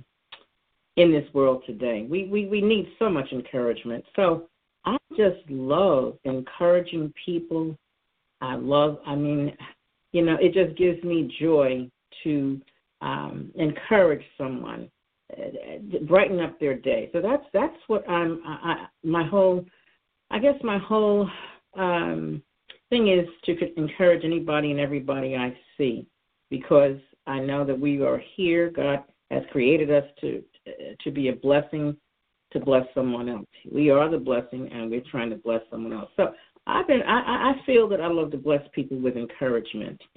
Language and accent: English; New York City, New York, United States; moved away as an adult; now in Philadelphia, United States; I'm originally from New York. I was born and raised there